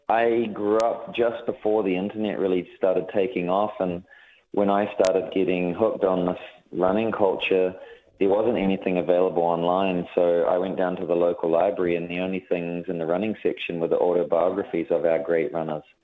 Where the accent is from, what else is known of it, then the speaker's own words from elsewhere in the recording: Hutt, Wellington, New Zealand; I I was a kid from the Hutt, but I really wanted to experience and see the world